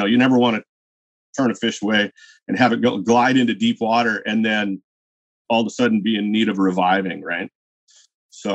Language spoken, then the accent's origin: English; Washington, United States; I grew up in Washington State killing hatchery fish